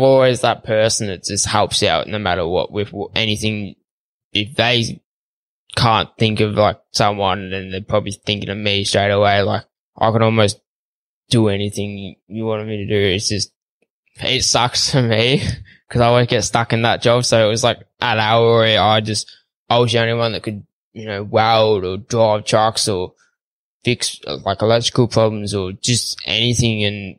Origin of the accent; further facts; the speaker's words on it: Victoria, Australia; So when I grew up, we grew up on 75 acres. We had probably a handful of cattle, just some Angus, you know, just your plain land Angus.